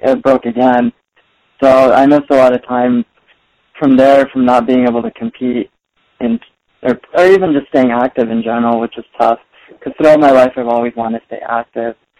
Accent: Torrance, California, United States; I've basically been born and raised in Southern California uh, throughout my entire life.

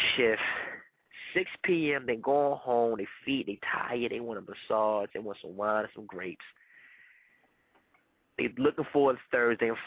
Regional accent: Panama; first language Spanish; English is a second language; because I am Panamanian. Soy Panameño. That is my first language

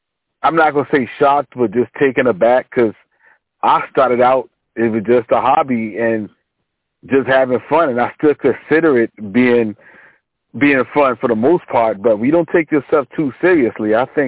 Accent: Richmond, Virginia, United States; was born and raised in Richmond, Virginia

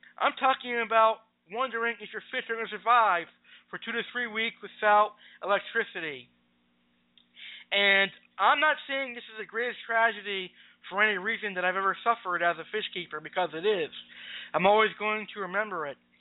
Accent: Springfield, Massachusetts, United States; also born or lived in Tampa, Florida; I was born on August 15th, 1993, right here in my home city of Springfield, Massachusetts. I am a Springfield, Massachusetts resident for life

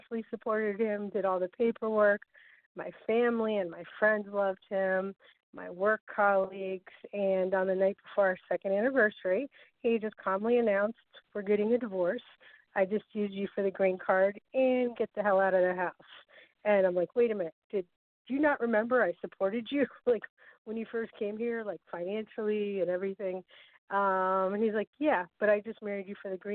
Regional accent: Massachusetts, United States; now in New Jersey, United States; born and raised in Massachusetts, actually, but I'm calling from New Jersey

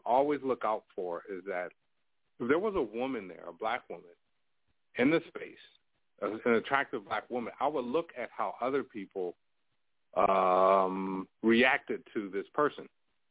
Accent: New York, United States; I grew up in New York

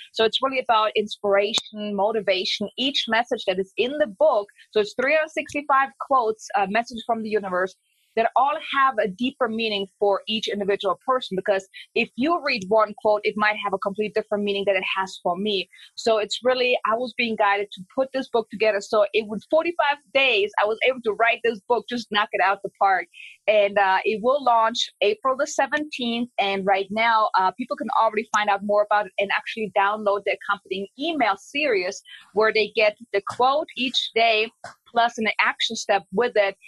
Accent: Germany; I'm from Germany.

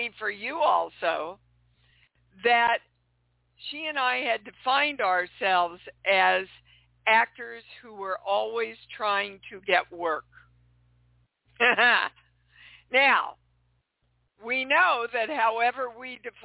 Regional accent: Kansas City, Missouri, United States; moved away; I'm coming to you from my hometown of Kansas City. It's nice to be home.

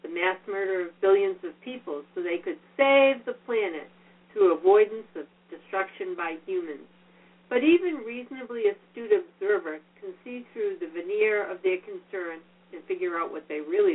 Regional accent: Massachusetts, United States; I was raised in Massachusetts in the 40s and early 50s.

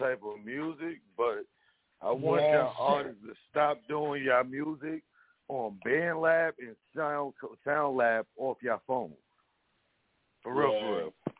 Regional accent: New York, United States; I'm from New York.

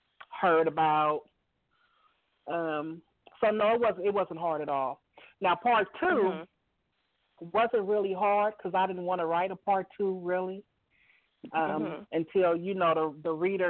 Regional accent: Oakland, California, United States; also born or lived in Midwest; I grew up in Deep East Oakland, so if you're from the Bay Area or been here, there's different sides to Oakland.

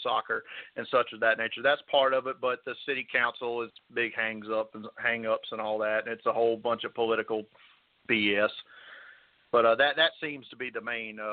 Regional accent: Mobile, Alabama, United States; my hometown of Mobile here

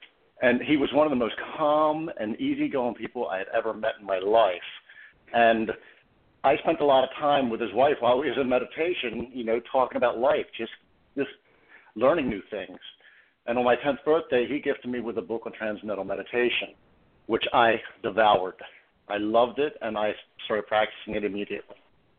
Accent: Baltimore, Maryland, United States; Well, Baltimore City, I grew up Catholic, and I have two sisters and one brother.

